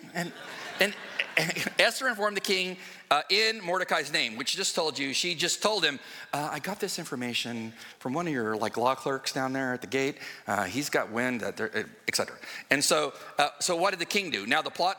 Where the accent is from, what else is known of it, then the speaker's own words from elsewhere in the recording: West Coast, United States; moved away; I'm from the West Coast. And I was raised around a lot of cowboys and stuff like